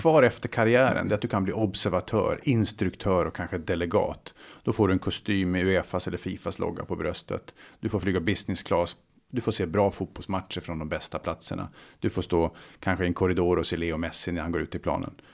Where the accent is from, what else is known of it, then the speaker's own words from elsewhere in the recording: Luleå, Norrbotten County, Sweden; moved away; Jag startade mitt första företag eh, kring 18, i 18 års ålder hemma i Luleå.